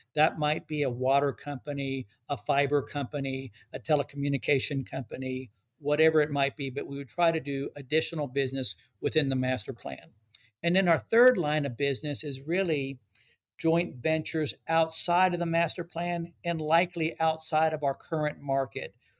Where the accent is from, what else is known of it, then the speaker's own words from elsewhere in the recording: Dallas, Texas, United States; also born or lived in Cincinnati, Ohio / Ecuador (parents); I've lived in DFW, uh, Texas, uh, most of my life